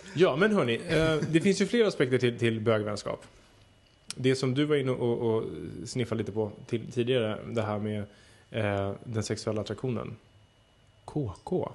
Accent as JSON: {"language": "Swedish", "town": "Södertälje", "region": "Stockholm County", "country": "Sweden", "tie": "born or raised there", "said": "mitt rum hemma i Södertälje"}